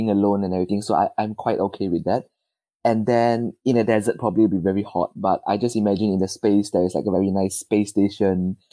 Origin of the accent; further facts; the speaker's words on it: Malaysia; moved away as an adult; now in United Kingdom; I am originally from Malaysia